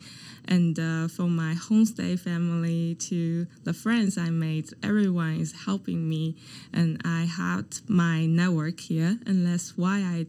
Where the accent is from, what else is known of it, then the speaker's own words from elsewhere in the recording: China; moved away as an adult; now in Halifax, Canada; my hometown is also a coastal province